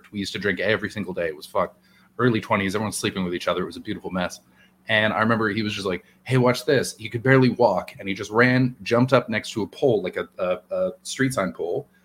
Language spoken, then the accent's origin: English; White Rock, British Columbia, Canada; my hometown, tiny little White